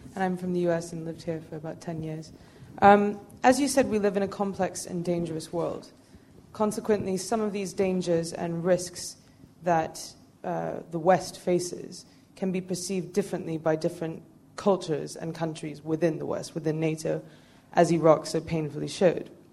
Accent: Canada; now in United Kingdom; I grew up in Canada

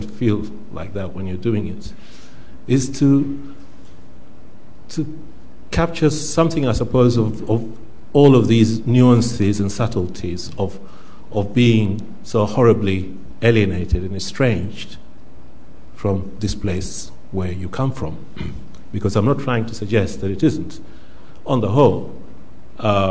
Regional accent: Zanzibar, Tanzania; now in United Kingdom; I come from Zanzibar. So I just want to begin first by thinking about that, what I've just said. What does it mean to say I come from Zanzibar when I've lived for the last 40 years here?

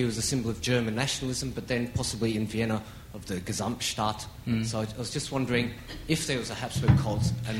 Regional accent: Australia; accent: Australian; It's my Australian accent, sorry.

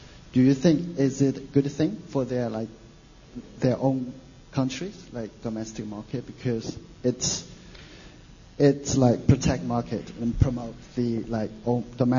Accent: China; moved away; I'm from China. I'm doing a master program at ISC.

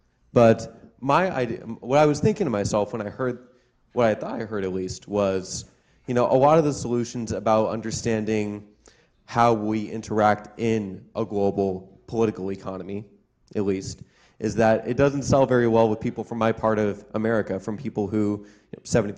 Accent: Nebraska, United States; moved away; I'm American. what was I going to say? From Nebraska

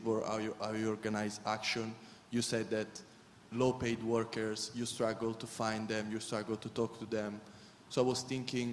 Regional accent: Italy; from Italy. Sorry, I'm not from UK

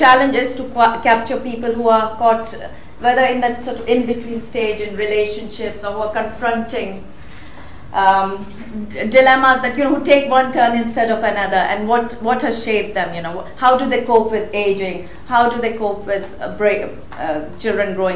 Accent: Rome, Lazio, Italy; moved away as an adult; also born or lived in India / London, United Kingdom / Paris, France; now in Manchester, United Kingdom; I grew up in Rome

